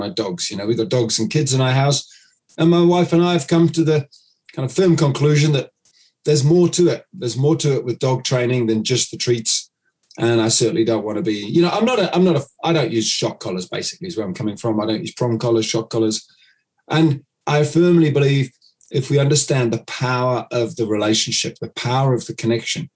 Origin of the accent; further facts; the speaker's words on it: United Kingdom; now in New Zealand; I'm based here in New Zealand. And I'm actually British